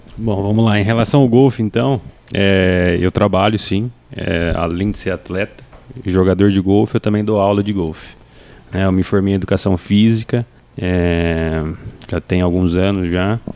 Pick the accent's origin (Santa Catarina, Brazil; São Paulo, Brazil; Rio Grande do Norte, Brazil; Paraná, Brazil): Paraná, Brazil; Cambé; Eu sou natural de Cambé, Paraná